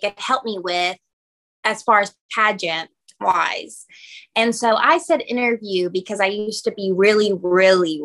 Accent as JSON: {"language": "English", "region": "Kentucky", "country": "United States", "said": "I'm from Kentucky"}